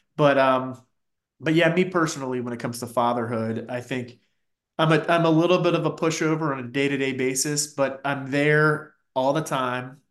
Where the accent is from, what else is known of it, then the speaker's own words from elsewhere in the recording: Fairfax County, a suburb of DC, Virginia, United States; moved away as an adult; also born or lived in New York; I grew up in, uh, Fairfax County specifically, which is a suburb of D C